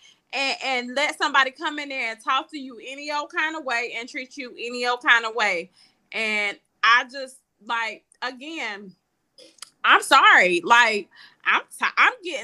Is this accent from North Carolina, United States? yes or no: yes; Charlotte, North Carolina, United States; my hometown, Charlotte.